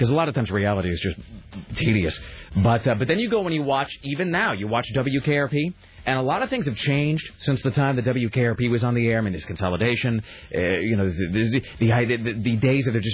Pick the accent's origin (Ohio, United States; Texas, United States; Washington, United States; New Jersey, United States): Washington, United States; Kennewick; moved away; growing up in Kennewick